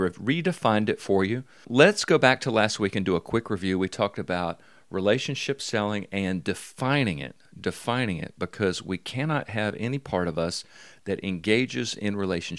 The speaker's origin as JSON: {"language": "English", "town": "Mobile", "region": "Alabama", "country": "United States"}